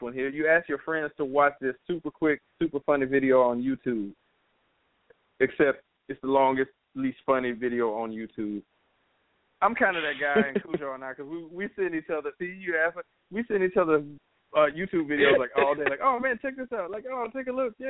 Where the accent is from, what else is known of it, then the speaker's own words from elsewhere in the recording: Louisiana, United States; we're from Louisiana